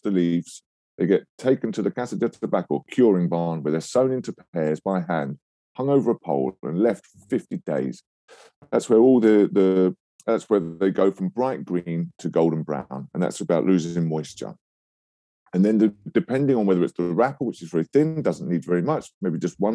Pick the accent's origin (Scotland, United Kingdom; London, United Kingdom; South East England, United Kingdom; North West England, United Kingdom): London, United Kingdom; I was born in London